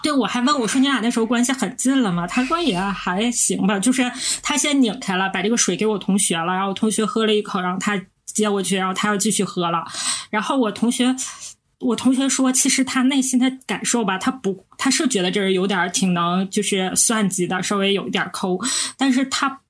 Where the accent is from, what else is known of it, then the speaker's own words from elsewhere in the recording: Northeast China, China; 我们是三个来自东北的ladies